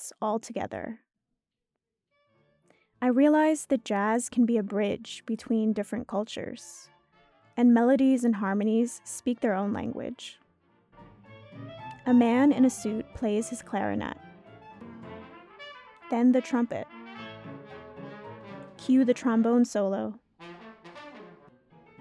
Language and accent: English; New York, United States; I grew up in New York